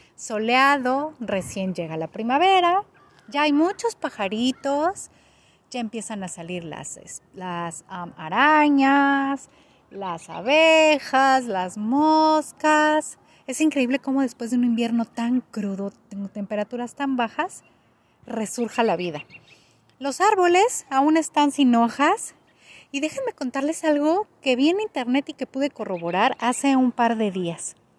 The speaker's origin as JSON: {"language": "Spanish", "country": "Mexico", "moved": "as an adult", "lives_now": "Canada", "said": "yo soy de México"}